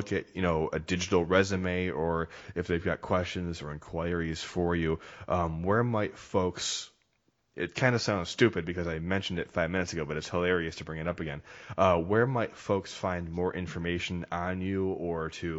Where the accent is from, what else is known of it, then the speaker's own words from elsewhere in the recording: Midwest, United States; I'm from the Midwest